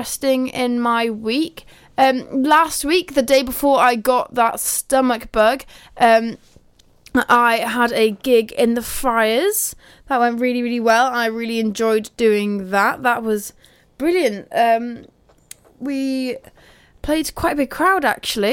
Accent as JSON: {"language": "English", "area": "Pembrokeshire", "region": "Wales", "country": "United Kingdom", "accent": "Pembrokeshire", "said": "my Pembrokeshire accent"}